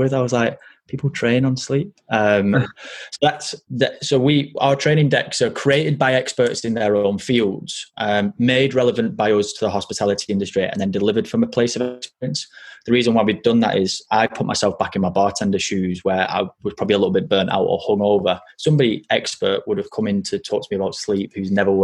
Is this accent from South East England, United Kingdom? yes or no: no; Burnley, North West England, United Kingdom; also born or lived in France; I got judged for my colloquial dialect because I was from Burnley